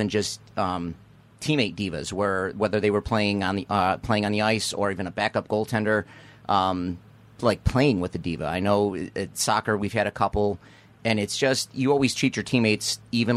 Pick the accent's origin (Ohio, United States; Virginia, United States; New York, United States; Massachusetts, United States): New York, United States; Niagara Falls; now in Clarence, United States; I came from Niagara Falls